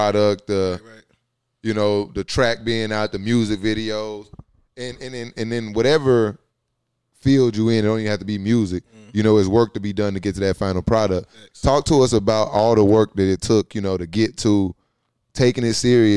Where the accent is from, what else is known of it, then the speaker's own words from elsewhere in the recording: Louisiana, United States; now in Georgia, United States; me being born and raised in the South, I'm from Louisiana, been in Georgia for a while.